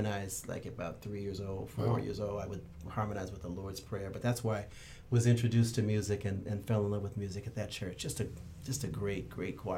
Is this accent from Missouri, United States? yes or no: no; Santa Monica, California, United States; I was born in Santa Monica